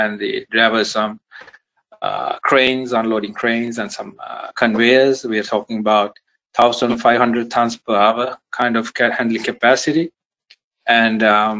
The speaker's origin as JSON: {"language": "English", "country": "Sri Lanka", "said": "I'm from the sunny, lovely island of Sri Lanka"}